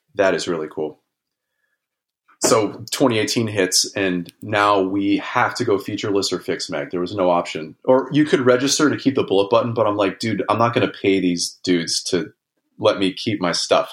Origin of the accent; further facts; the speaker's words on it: Los Angeles, California, United States; I grew up in Los Angeles in kind of a suburban L A neighborhood